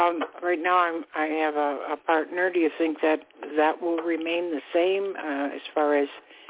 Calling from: Florida, United States; I'm calling from Florida.

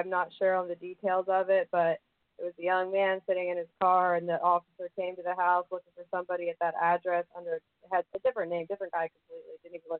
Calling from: Georgia, United States; I'm calling from Georgia.

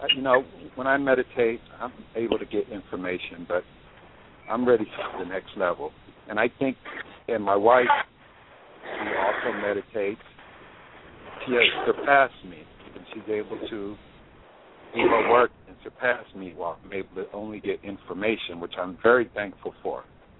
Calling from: Atlanta, Georgia, United States; I'm calling from Georgia.

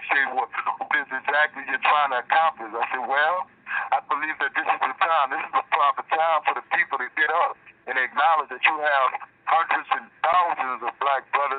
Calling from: Angola, Louisiana, United States; I'm calling from Angola, Louisiana, State Penitentiary

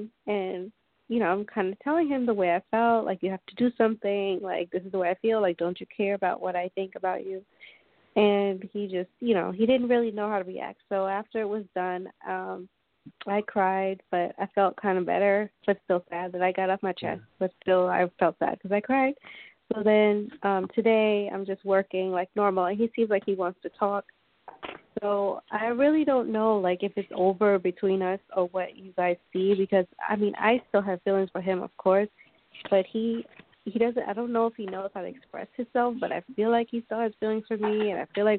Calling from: New York, United States; I'm calling from New York.

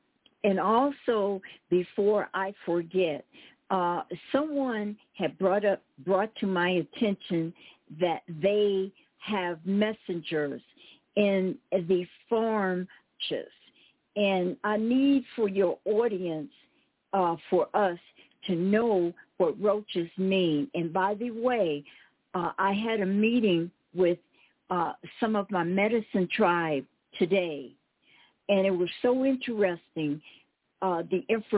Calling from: Cochise County, Arizona, United States; I'm calling you from Cochise County

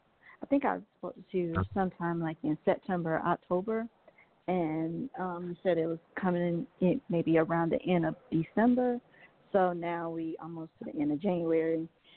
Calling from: Georgia, United States; Hello, Reverend Jay. … from Georgia.

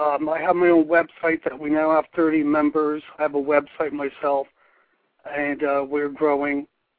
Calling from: Pipersville, Pennsylvania, United States; Pipersville, Pennsylvania.

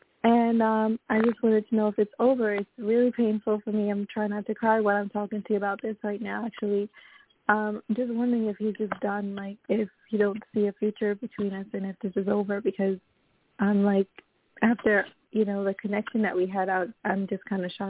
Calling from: Florida, United States; I'm calling currently from Florida.

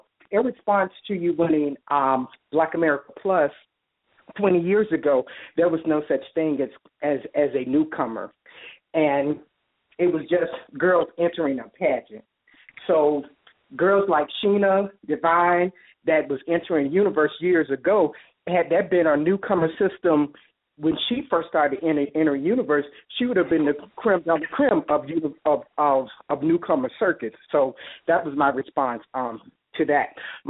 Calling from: Atlanta, Georgia, United States; I'm calling from Atlanta, Georgia.

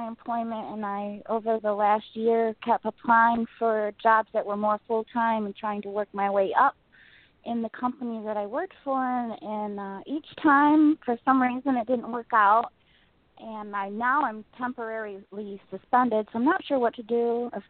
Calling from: Rockford, Illinois, United States; I'm calling from Rockford.

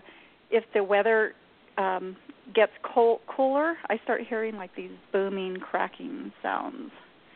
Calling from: New Mexico, United States; I'm in New Mexico.

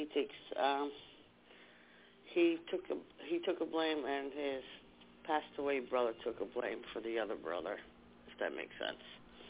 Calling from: New Jersey, United States; from New Jersey.

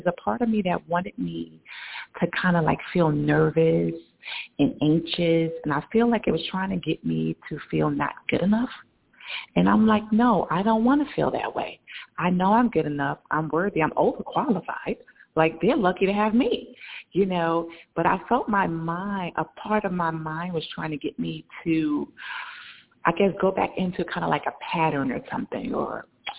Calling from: New York, United States; I'm in New York.

